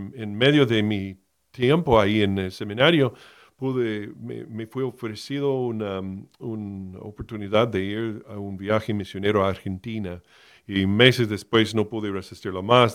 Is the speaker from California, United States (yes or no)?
no; Miami, Florida, United States; moved away as an adult; Yo fui criado en Miami, nací en Miami, de la Florida, en el estado de Florida, en los Estados Unidos, hasta los 18 años